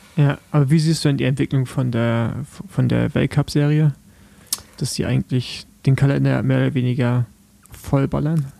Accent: East Germany, Germany; ich als Ostdeutsche

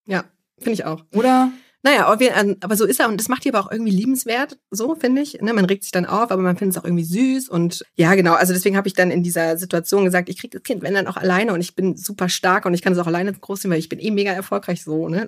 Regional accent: Munich, Bavaria, Germany; ich komme aus München

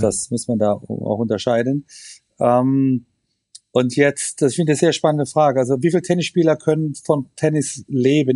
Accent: Germany; wir sind Deutsche

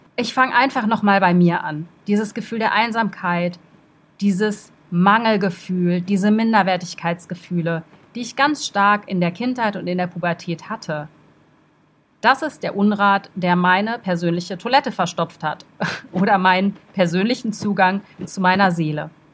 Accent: Brussels, Brussels-Capital Region, Belgium; Ich bin in Brüssel zur Schule gegangen, ich bin dort groß geworden

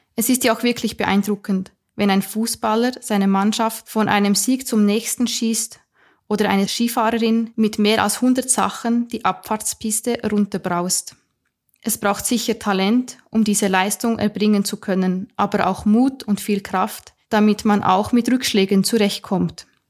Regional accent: Switzerland; wie du hörst, bin ich Schweizerin.

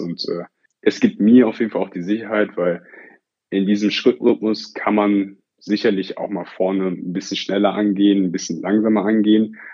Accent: Oberhausen, North Rhine-Westphalia, Germany; einen sogenannten Schulwettlauf bei uns in Oberhausen

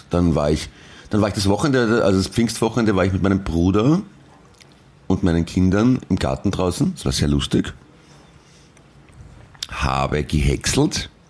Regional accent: Linz, Upper Austria, Austria; born there; Und ich bin 1979 in Linz geboren, kann schon sein.

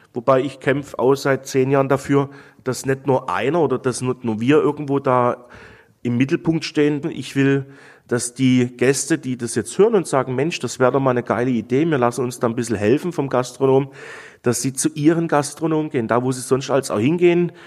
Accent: near Dresden, Saxony, Germany; moved away as an adult; also born or lived in Black Forest, Baden-Württemberg; now in Nesselried, Germany; Ich komme aus Sachsen, bin in Sachsen geboren, durfte in Sachsen überbetrieblich eine Ausbildung genießen

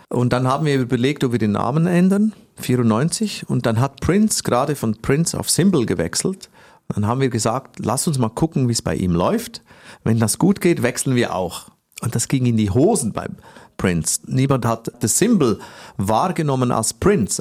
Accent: Switzerland; ich komme aus der Schweiz

